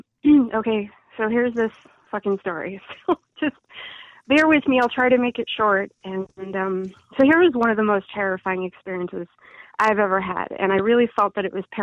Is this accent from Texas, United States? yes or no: no; Chicago, Illinois, United States; also born or lived in Midlothian, Illinois; I grew up in Chicagoland, and I actually spent some years in Midlothian, Illinois